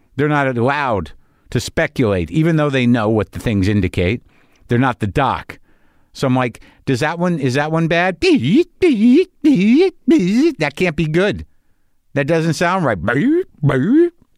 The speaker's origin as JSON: {"language": "English", "region": "New Mexico", "country": "United States", "tie": "born or raised there", "said": "I grew up in New Mexico"}